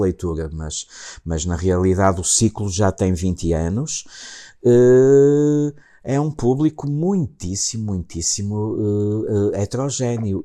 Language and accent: Portuguese; Matosinhos, Norte, Portugal; Matozinhos, que foi a casa, a casa onde, onde, onde eu nasci